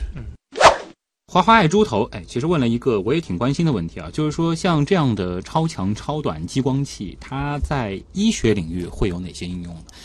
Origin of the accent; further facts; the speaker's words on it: China; 作为中国人